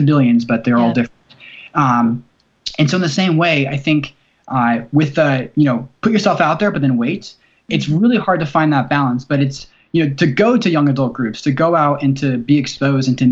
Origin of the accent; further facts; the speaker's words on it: New Jersey, United States; now in Tennessee, United States; I was from New Jersey, and I'm living in Tennessee